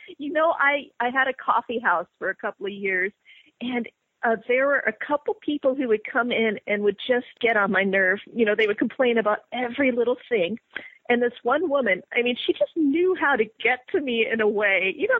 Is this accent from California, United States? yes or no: no; Montana, United States; born there; also born or lived in West Virginia / Virginia; I was born in Montana. And I don't remember much about it, except it looked pretty neat. We lived on a farm, and we had goats and a little goat cart, and I was when I was an infant. So then I lived in West Virginia, and I lived in Virginia